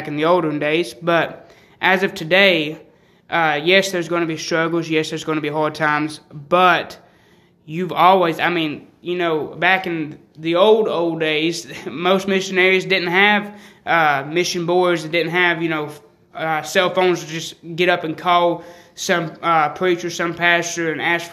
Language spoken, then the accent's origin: English; the South, United States; I grew up in the South.